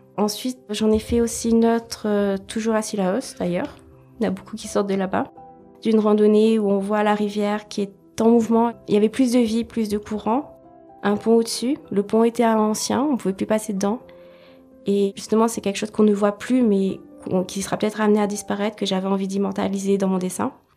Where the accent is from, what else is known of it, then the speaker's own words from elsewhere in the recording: France; also born or lived in Wales / Réunion; Je suis originaire du Pays de Galles par mon père et de La Réunion par ma mère, mais j'ai grandi en métropole